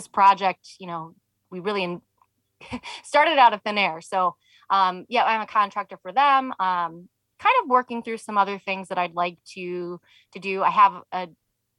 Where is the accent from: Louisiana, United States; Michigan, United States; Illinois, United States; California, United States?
Michigan, United States; moved away; I'm from Michigan originally.